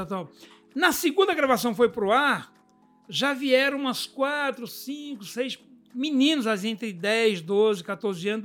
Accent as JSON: {"language": "Portuguese", "country": "Brazil", "said": "sou brasileiro"}